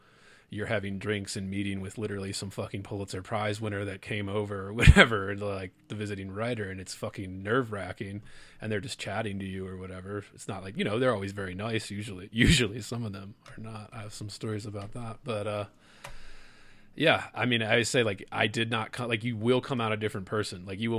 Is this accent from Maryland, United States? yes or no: yes; Baltimore, Maryland, United States; also born or lived in Lake Charles, Louisiana; I'm a Baltimore boy, if people couldn't tell from my accent. And it was like, I grew up in a city, Baltimore, it was shrinking.